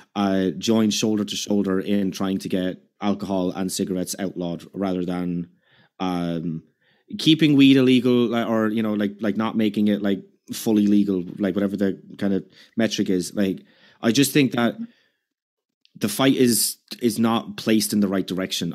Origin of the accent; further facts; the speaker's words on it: Ireland; I'm Irish